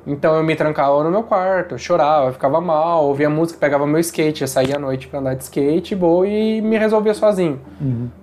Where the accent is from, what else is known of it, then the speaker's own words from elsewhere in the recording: Taubaté, São Paulo, Brazil; moved away; eu sou de Taubaté, na verdade, não é a capital